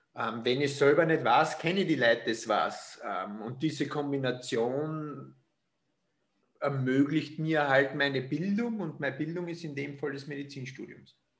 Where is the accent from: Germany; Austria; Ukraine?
Austria; sagt man bei uns in Österreich